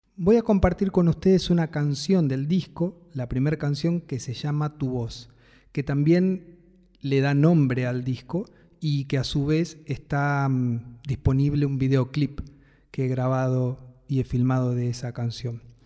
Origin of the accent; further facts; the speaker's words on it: Buenos Aires, Argentina; Soy de Capital Federal